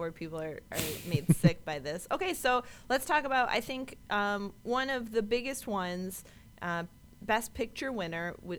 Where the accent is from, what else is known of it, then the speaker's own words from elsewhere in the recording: Buffalo, New York, United States; I'm from Buffalo.